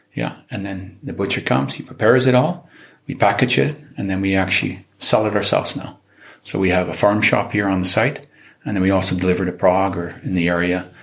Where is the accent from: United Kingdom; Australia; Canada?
Canada; moved away as an adult; now in Czech Republic; I am Canadian, um, half Czech, but spending most of my life, the first part of my life in Canada